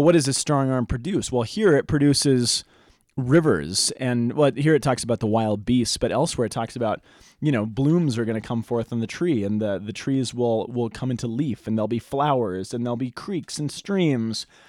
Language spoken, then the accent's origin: English; Boulder, Colorado, United States; When I was in high school, I grew up here in Boulder